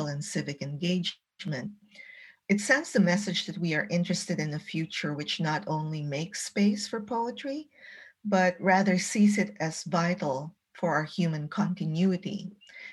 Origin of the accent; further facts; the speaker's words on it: Baguio, Cordillera Administrative Region, Philippines; moved away as an adult; also born or lived in Chicago, United States; now in Virginia, United States; I'm originally from Baguio City, which is in the northern Cordillera region of the Philippines.